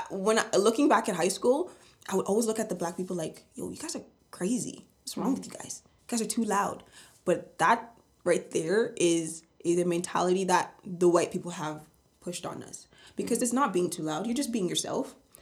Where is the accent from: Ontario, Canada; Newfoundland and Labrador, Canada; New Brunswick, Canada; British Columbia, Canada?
Ontario, Canada; Vaughan; growing up in Vaughan, we've been there since we were like 2 to 3 years old